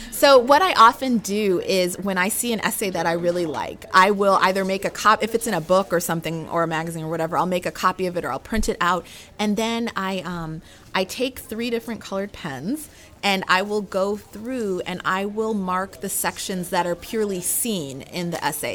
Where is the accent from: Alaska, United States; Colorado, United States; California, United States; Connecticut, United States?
Alaska, United States; Anchorage; moved away as an adult; also born or lived in North Carolina; I was born and raised in Anchorage, Alaska